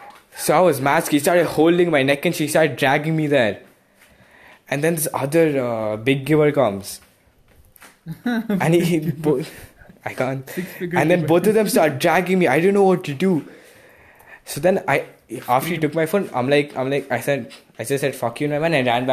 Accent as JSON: {"language": "English", "town": "Kolkata", "region": "West Bengal", "country": "India", "said": "I said I'm from Kolkata."}